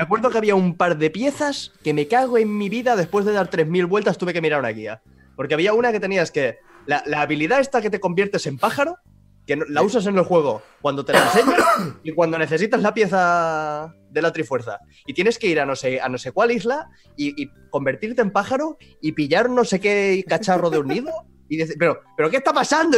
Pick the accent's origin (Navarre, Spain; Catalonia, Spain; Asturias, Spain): Catalonia, Spain; Mataró; now in Girona, Spain; yo he nacido en Mataró, que está al lado de Barcelona, he crecido con catalán de Barcelona y me he venido a vivir al norte de Gerona